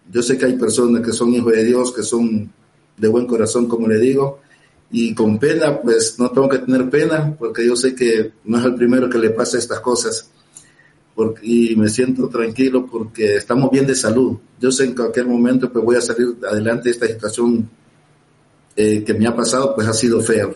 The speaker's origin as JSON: {"language": "Spanish", "town": "Puerto Cortés", "region": "Cortés", "country": "Honduras", "tie": "born or raised there", "also_born_or_lived": "Torreón, Mexico", "moved": "as an adult", "said": "Puerto Cortés, donde yo nací. Yo a los 17 años jugué ahí"}